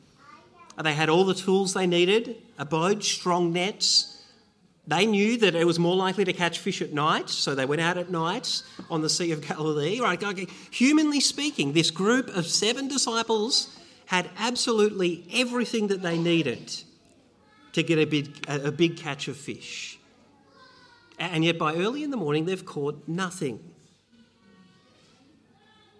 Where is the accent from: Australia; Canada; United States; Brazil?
Australia; Bendigo, Victoria; I was growing up in Bendigo.